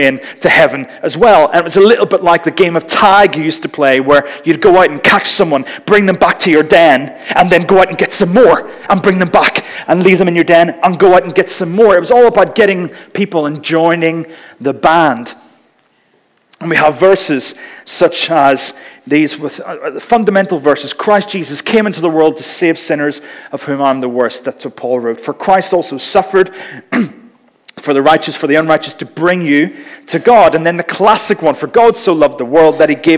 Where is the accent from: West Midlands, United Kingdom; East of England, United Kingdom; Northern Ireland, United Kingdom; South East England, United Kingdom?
Northern Ireland, United Kingdom; growing up in Northern Ireland